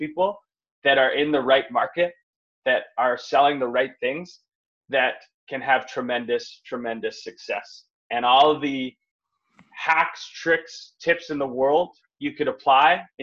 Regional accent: North Vancouver, British Columbia, Canada; I grew up in North Vancouver, middle class family

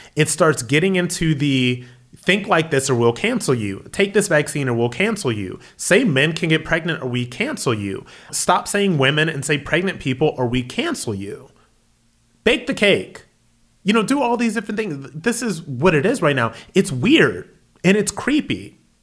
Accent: Akron, Ohio, United States; my hometown, Akron, Ohio

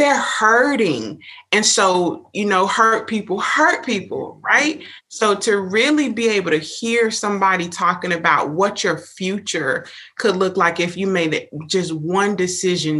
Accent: Miami, Florida, United States; now in Tallahassee, United States; grew up in Miami

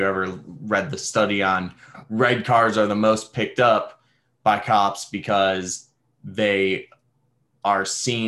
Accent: Detroit, Michigan, United States; now in Connecticut, United States; growing up in Detroit

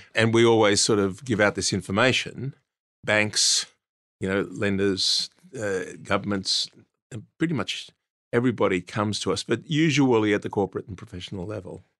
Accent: Australia; I grew up in Australia, learnt my trade in Australia

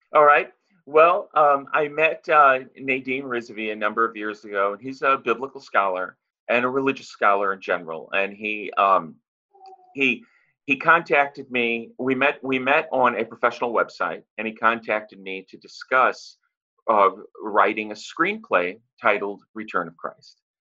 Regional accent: St. Louis, Missouri, United States; moved away as an adult; now in Los Angeles, United States; I am from St. Louis and I live in uh, Los Angeles now.

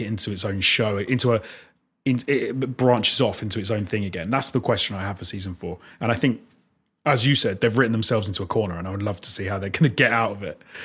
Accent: United Kingdom; As a Brit

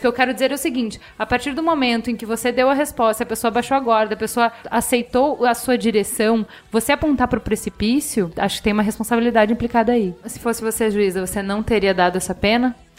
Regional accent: Brazil; para mim, brasileiro

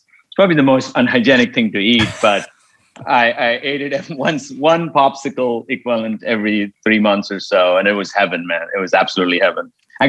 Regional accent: Mumbai, Maharashtra, India; moved away as an adult; now in United States; So I grew up in Mumbai, India, a long time ago. I'm old, as you can tell. and I grew up poor in India, but I'm not poor anymore.

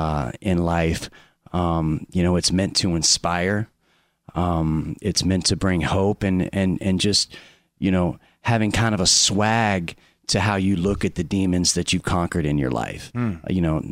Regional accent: Orlando, Florida, United States; Yeah, Orlando.

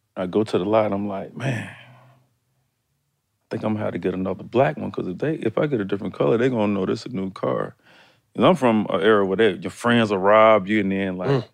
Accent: Decatur, Georgia, United States; also born or lived in College Park, Georgia / Atlanta; I'm really like from Decatur up to eighth grade. I left Decatur in eighth grade going to really my ninth grade year, and I moved to College Park.

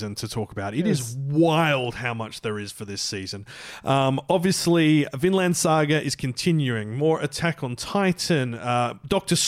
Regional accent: Scotland, United Kingdom; We're Scottish here

